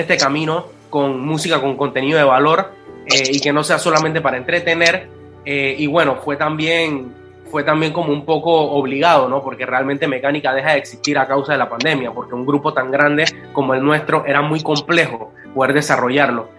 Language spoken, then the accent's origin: Spanish; Panama; Yo soy un panameño